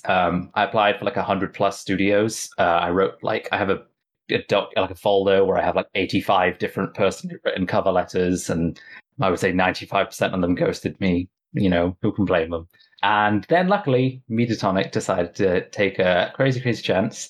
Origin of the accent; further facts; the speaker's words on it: Southwest Wales, United Kingdom; I grew up in Southwest Wales, a little farm on a mountainside